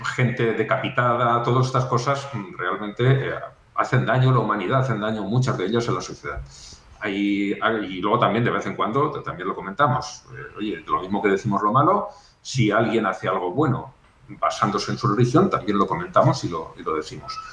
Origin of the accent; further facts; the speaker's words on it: Aragon, Spain; mi pueblo no es que sea muy grande, pero unos 15.000 habitantes, para, para donde yo soy, Aragón